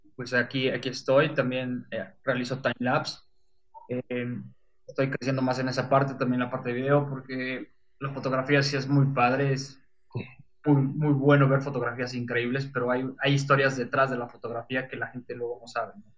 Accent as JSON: {"language": "Spanish", "country": "Mexico", "lives_now": "Puebla, Mexico", "said": "soy fotógrafo de México, paisaje, estoy basado aquí en Puebla"}